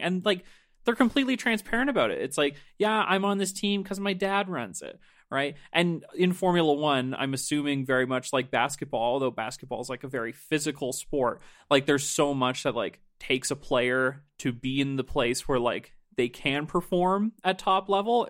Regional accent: Nova Scotia, Canada; I'm from Nova Scotia

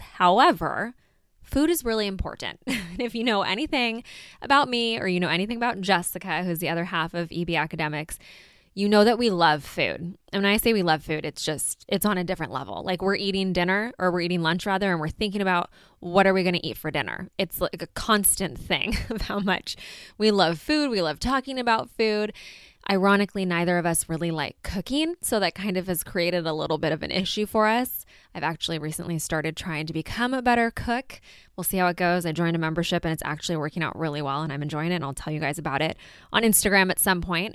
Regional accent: California, United States; we are from California

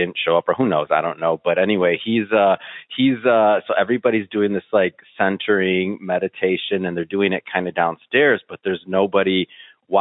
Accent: Michigan, United States; growing up in Michigan, my family owns the second or the longest running, bar in Michigan

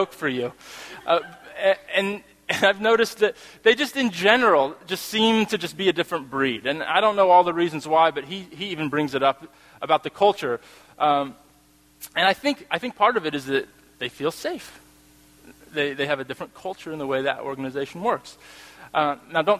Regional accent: United States; I'm American. Norwegian-American.

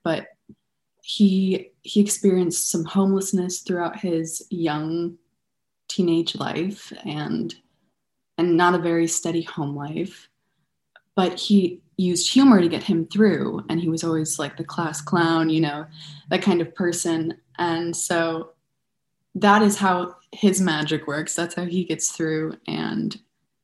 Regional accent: Buffalo, New York, United States; also born or lived in Denver, Colorado; I was born in Denver, Colorado, and I grew up in Buffalo, New York.

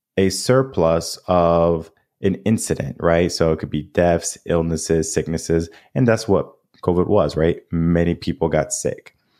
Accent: New England, United States; now in Texas, United States; I grew up in New England.

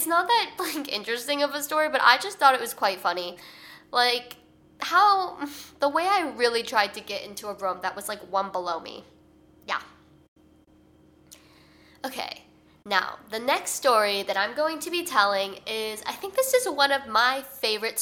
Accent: Chicago, Illinois, United States; moved away as an adult; now in New York, United States; I'm from Chicago, like I'm from the Chicagoland area, so I'm used to snow.

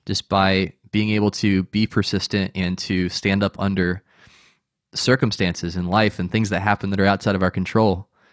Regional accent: United States; as an American

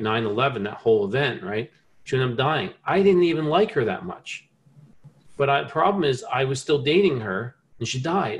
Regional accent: New Jersey, United States; I grew up in New Jersey

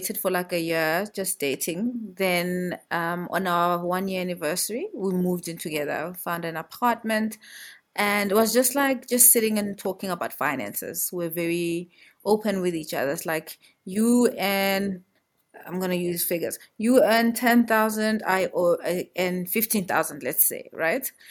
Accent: Johannesburg, Gauteng, South Africa; I'm originally from here in Joburg. I know people usually say there's no one from Joburg, but I am from Joburg through and through

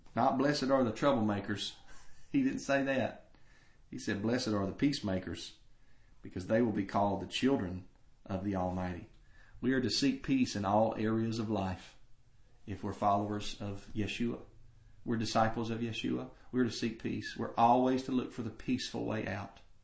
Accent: United States; American Christians

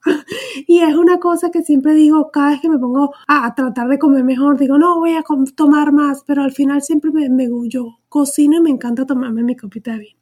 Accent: Venezuela; moved away as an adult; soy venezolana

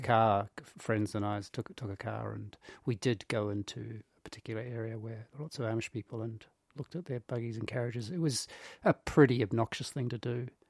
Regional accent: New Zealand

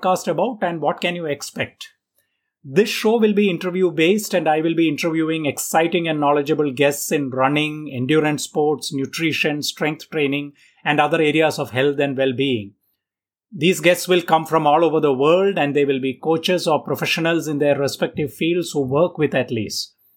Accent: Mumbai, Maharashtra, India; I am from Mumbai in India

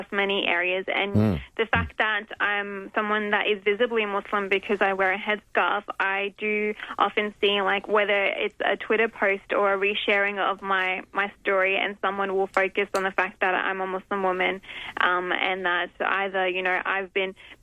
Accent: Adelaide, South Australia, Australia; also born or lived in Riverland; I've grown up living in the city in Adelaide.

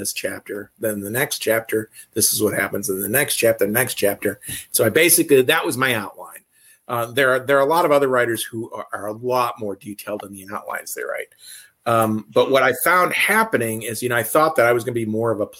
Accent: Midwest, United States; I'm from the Midwest

